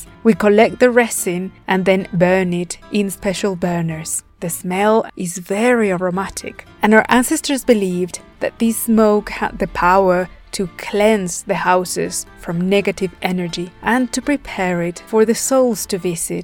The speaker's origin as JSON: {"language": "English", "region": "Puebla", "country": "Mexico", "tie": "born or raised there", "said": "here in my home state of Puebla"}